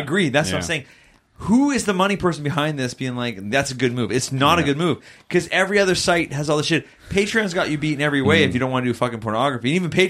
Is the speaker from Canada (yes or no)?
yes; Canada; we're Canadian